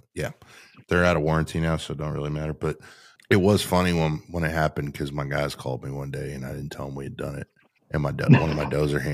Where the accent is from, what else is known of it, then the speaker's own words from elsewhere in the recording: Canada; I was from Canada originally.